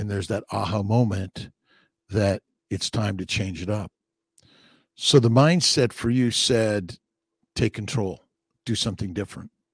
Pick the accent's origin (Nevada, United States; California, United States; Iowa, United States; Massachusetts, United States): California, United States; Los Angeles; I'm from Los Angeles